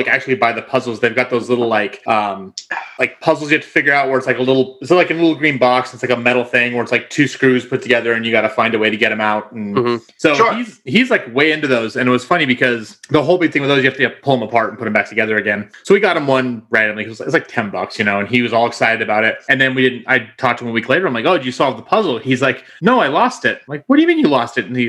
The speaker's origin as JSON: {"language": "English", "region": "California", "country": "United States", "tie": "born or raised there", "said": "my hometown where I grew up in California"}